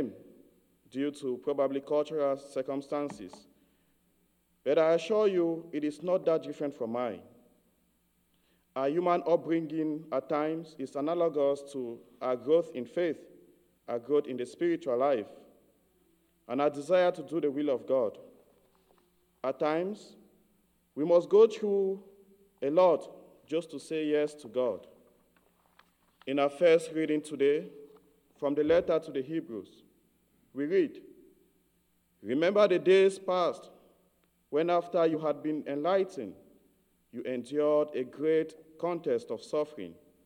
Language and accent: English; Cameroon; I grew up in Cameroon, in a rural area of Cameroon.